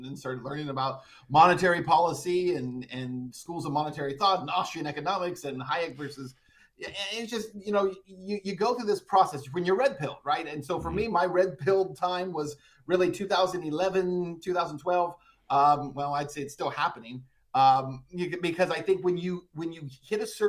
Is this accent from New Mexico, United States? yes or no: yes; just outside El Paso, New Mexico, United States; moved away; I was born in Texas, but I actually was raised just across the state line in New Mexico